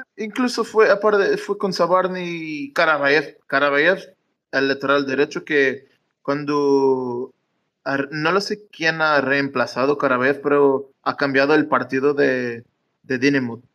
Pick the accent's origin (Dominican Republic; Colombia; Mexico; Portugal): Portugal; Madeira; moved away; yo soy de Madeira, es decir, ahora no vivo acá, pero estoy de vacaciones en el pueblo de, de mis padres